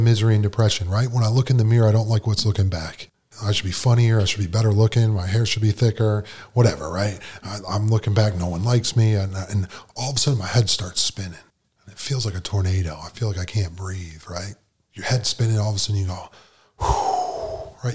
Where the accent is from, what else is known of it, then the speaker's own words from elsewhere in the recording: Buffalo, New York, United States; moved away as an adult; I grew up in Buffalo, New York